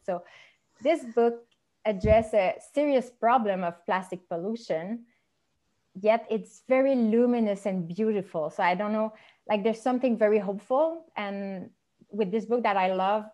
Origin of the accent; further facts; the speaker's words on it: Montreal, Quebec, Canada; first language French; English is a second language; I'm from Montreal, and I mostly speak French.